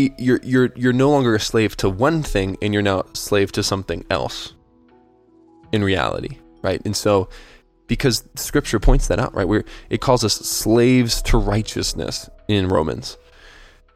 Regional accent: United States; I'm an American

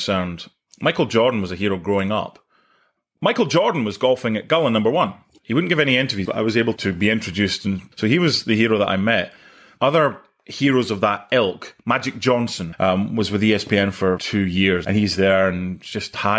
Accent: Penicuik, Scotland, United Kingdom; moved away; from Pennycook

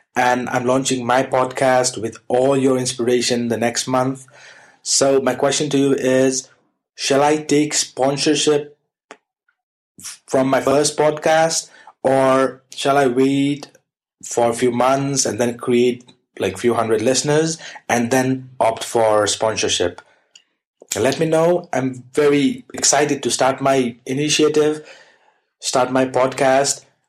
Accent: Nepal; I'm from Nepal

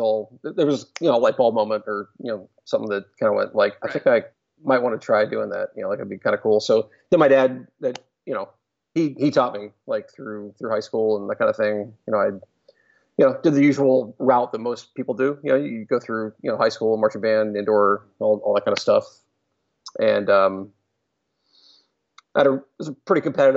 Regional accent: Carlisle, Pennsylvania, United States; Carlisle, Pennsylvania, which is my hometown

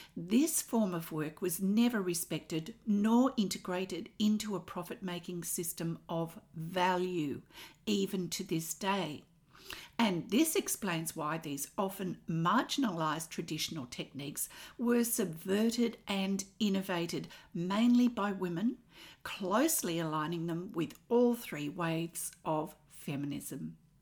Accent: Australia; I'm an Australian textile artist

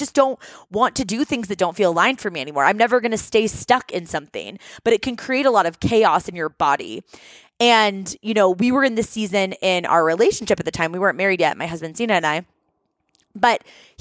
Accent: Seattle, Washington, United States; moved away as an adult; also born or lived in New York / San Diego; We're originally from Seattle.

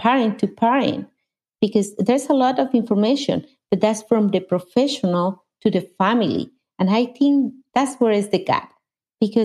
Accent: Mexico; English is a second language; moved away as an adult; now in United States; I was born in Mexico, and I moved to the United States 26 years ago.

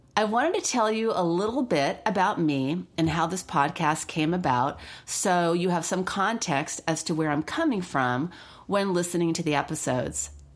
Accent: Los Angeles, California, United States; I grew up in Los Angeles around animals

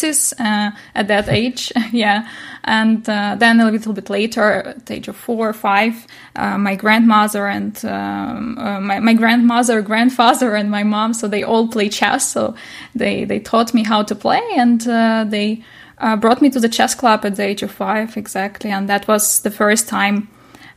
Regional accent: Nikopol, Dnipropetrovsk Oblast, Ukraine; moved away as an adult; now in Germany; I'm Ukrainian, so I come from Ukraine, and I was born in Nikopol

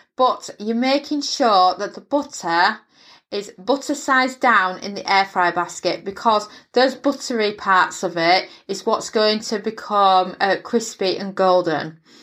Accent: England, United Kingdom; moved away; where I grew up in England

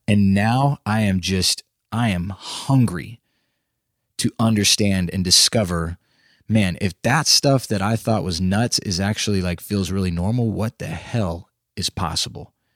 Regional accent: Austin, Texas, United States; moved away as an adult; now in Nashville, United States; I grew up in Texas, in Central Texas, around the Austin area

